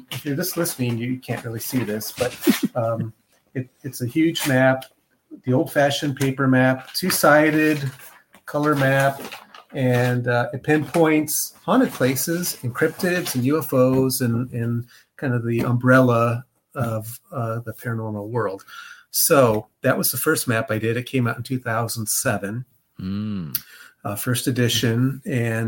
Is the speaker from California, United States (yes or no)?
no; Illinois, United States; moved away as an adult; now in Cincinnati, United States; I grew up in Illinois, but I've been in Ohio longer than I've been in Illinois. So I've been in Ohio for over 30 years now.